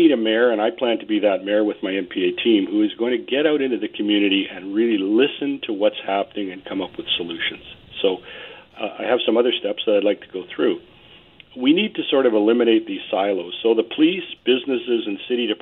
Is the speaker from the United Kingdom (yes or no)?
no; Vancouver, British Columbia, Canada; I was born in Vancouver. My father was born in Vancouver. I have a deep understanding of this city